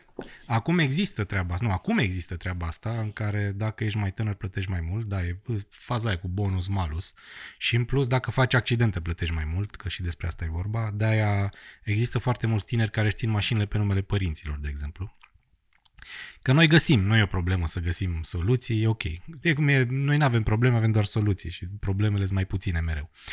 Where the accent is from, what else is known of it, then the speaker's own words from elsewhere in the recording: Bistrița, Bistrița-Năsăud, Romania; moved away; Am lucrat la radio, la Bistrița, la mine, în orașul natal, timp de o vară